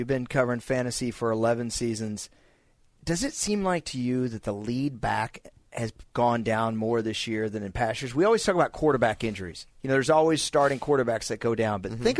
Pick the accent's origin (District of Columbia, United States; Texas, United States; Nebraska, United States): Texas, United States; Dallas; We never get anyone calling from my home city, and I'm excited.